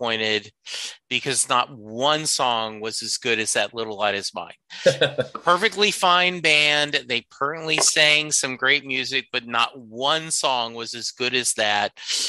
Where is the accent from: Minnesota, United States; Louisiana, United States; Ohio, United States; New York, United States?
Louisiana, United States; And I'm from Louisiana originally. New Orleans is one of our favorite cities to go to.